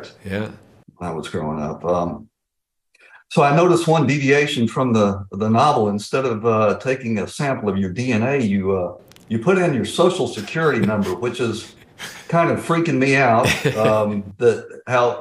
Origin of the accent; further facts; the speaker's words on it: Atlanta, Georgia, United States; So I'm from Atlanta. I was raised in Atlanta